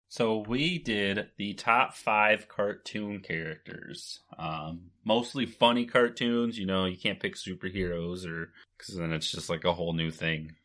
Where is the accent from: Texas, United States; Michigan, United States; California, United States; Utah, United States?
Michigan, United States; We're both from Michigan